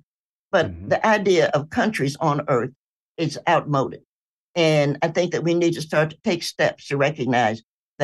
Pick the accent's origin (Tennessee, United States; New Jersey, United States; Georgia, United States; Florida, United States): Tennessee, United States; Knoxville; I'm a Tennessean. I was born in Knoxville